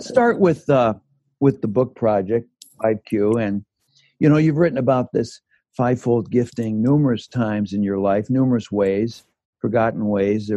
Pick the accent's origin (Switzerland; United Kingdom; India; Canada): Canada; also born or lived in Owen Sound, Ontario; now in Chicago, United States; I grew up in Canada